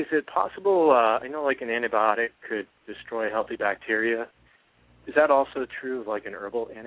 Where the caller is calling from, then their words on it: San Diego, California, United States; from San Diego.